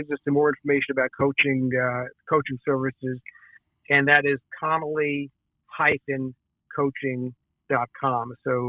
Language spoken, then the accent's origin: English; New York City, New York, United States; New York City.